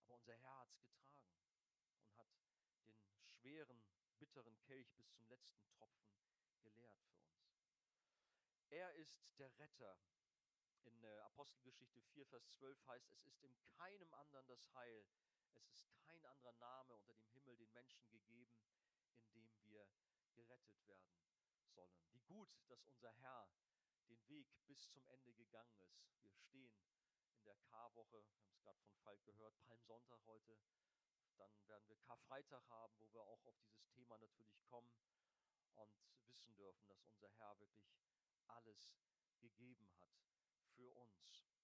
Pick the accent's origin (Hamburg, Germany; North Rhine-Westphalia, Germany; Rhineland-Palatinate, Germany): Hamburg, Germany; ich als Hamburger